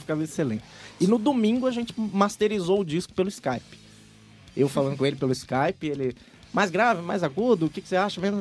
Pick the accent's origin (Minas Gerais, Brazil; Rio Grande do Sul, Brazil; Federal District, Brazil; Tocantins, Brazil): Minas Gerais, Brazil; Belo Horizonte; eu me sentindo peixe fora d'água, porque eu sou de Belo Horizonte